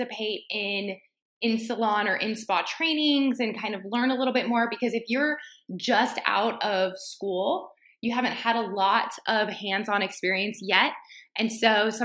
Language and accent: English; Texas, United States; I was from Texas, but I went to school out of state